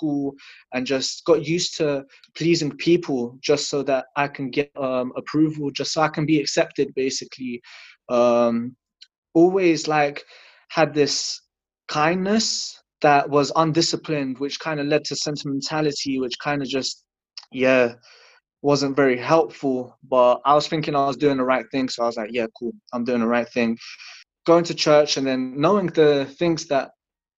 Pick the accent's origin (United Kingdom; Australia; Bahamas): United Kingdom; London; also born or lived in Latvia; I was born in Latvia. I came to London when I was 2 years old.